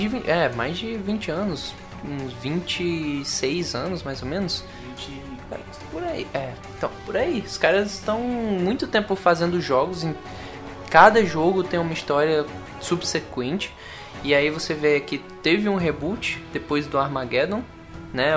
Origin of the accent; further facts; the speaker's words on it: Juazeiro do Norte, Ceará, Brazil; now in Curitiba, Brazil; eu sou de Juazeiro do Norte, mas eu tô morando aqui agora